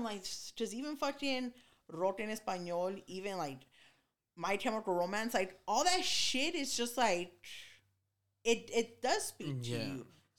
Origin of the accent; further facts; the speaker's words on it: Los Angeles, California, United States; I come from East LA. I come from being around cholos.